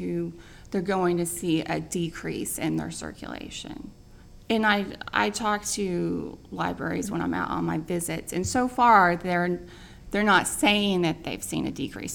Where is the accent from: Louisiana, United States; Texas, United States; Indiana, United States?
Indiana, United States; moved away; my ex-husband and I, we are both from Indiana